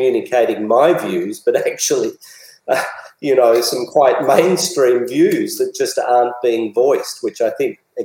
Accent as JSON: {"language": "English", "country": "Australia", "said": "I'm a very proud Australian"}